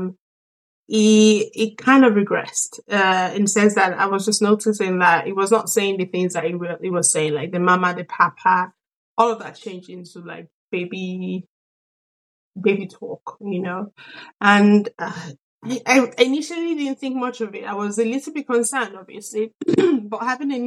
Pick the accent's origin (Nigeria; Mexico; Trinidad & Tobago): Nigeria; also born or lived in Sweden; now in London, United Kingdom; I'm a Nigerian, born and raised, and I'm also Swedish. I've been lived in Sweden for the better part of my life.